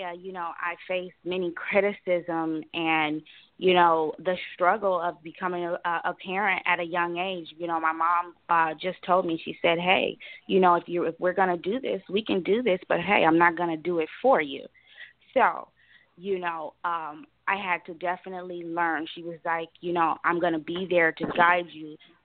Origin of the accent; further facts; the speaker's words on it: Los Angeles, California, United States; I'm from Los Angeles, California